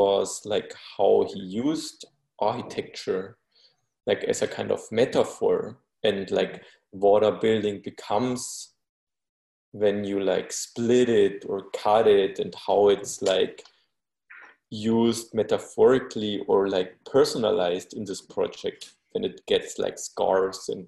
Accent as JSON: {"language": "English", "region": "Bavaria", "country": "Germany", "tie": "born or raised there", "said": "I was born in Bavaria"}